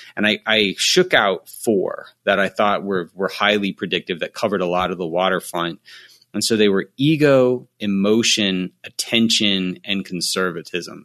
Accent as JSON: {"language": "English", "country": "United States", "said": "the U S of A, uh, instead, since that's where I'm from"}